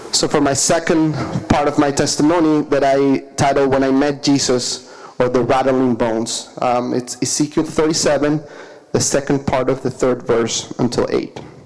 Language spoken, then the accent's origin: English; Caracas, Capital District, Venezuela; moved away; I'm from Caracas, Venezuela, that's in South America